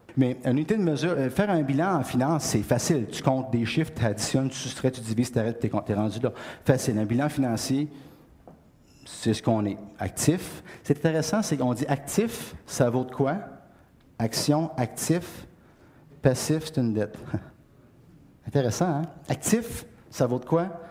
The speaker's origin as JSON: {"language": "French", "area": "Beauce", "region": "Quebec", "country": "Canada", "said": "je viens de la Beauce. Dans la Beauce, il n'y a pas beaucoup de chaînes"}